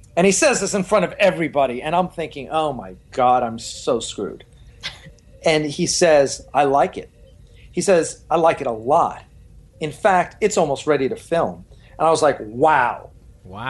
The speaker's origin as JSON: {"language": "English", "region": "New York", "country": "United States", "moved": "yes", "lives_now": "Southern California, United States", "said": "I live out here in, in, in, in uh, uh, sunny Southern California. I'm originally from New York"}